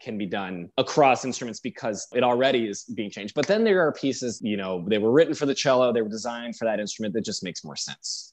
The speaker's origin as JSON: {"language": "English", "town": "Detroit", "region": "Michigan", "country": "United States", "tie": "born or raised there", "also_born_or_lived": "New York City / Houston, Texas", "moved": "as an adult", "lives_now": "Baltimore, United States", "said": "I moved to Michigan when I was 11 from New York City. I moved to Detroit, Michigan"}